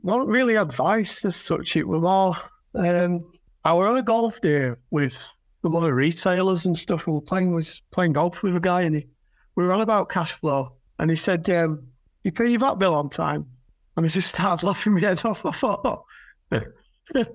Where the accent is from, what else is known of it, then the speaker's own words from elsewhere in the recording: Yorkshire and the Humber, United Kingdom; I'm from Yorkshire